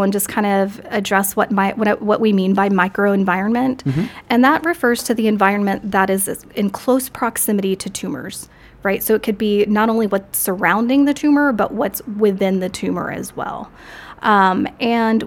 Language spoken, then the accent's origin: English; Corpus Christi, Texas, United States; also born or lived in Austin, Texas; I'm from Corpus Christi, Texas. I was born and raised there until my family moved to Austin, Texas